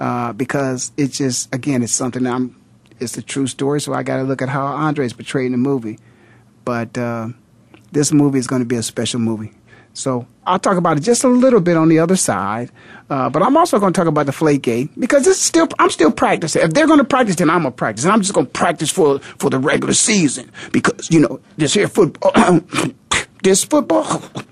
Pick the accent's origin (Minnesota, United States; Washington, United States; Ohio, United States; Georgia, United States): Ohio, United States; Canton; moved away; I was in Canton, Ohio, of course, my hometown